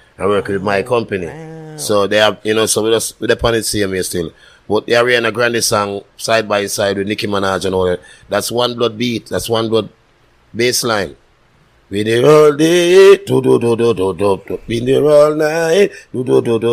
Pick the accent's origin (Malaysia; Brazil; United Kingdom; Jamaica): Jamaica; my upbringing in Jamaica is just me, you know, me and my brother and my cousin